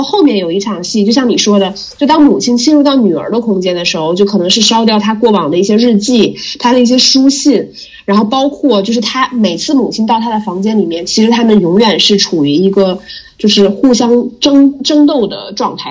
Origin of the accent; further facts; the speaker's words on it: Jilin, China; 我就是吉林人